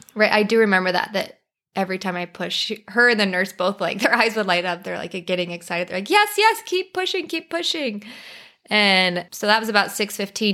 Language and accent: English; Colorado, United States; moved away as an adult; now in Arizona, United States; We're originally from Colorado, but we live in Arizona now